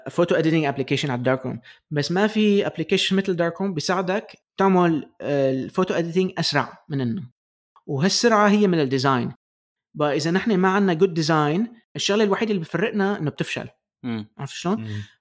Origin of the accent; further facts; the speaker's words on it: Palestine; انا انا فلسطيني